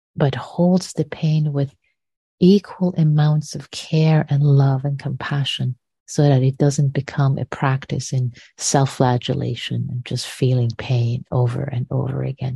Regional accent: Tehran, Tehran Province, Iran; moved away; when I was growing up in Iran, I lived through the bombing of Tehran in the Iran Iraq War.

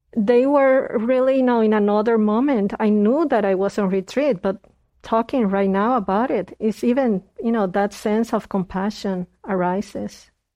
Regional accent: Puerto Rico; moved away; I was born in Puerto Rico

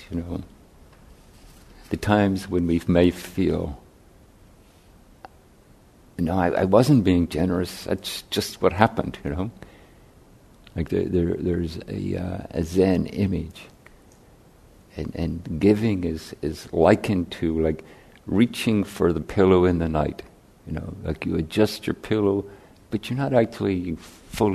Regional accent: Ireland; moved away; I grew up in Catholic Ireland

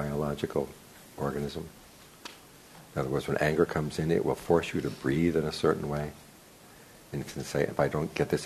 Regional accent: United States; I grew up in America

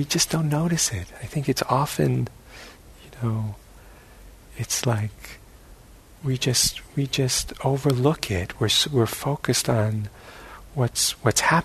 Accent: New York City, New York, United States; where I grew up in New York City

